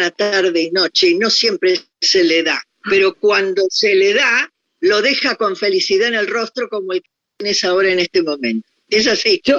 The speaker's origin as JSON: {"language": "Spanish", "country": "Argentina", "also_born_or_lived": "Paris, France", "moved": "as an adult", "said": "yo soy una, mujer argentina"}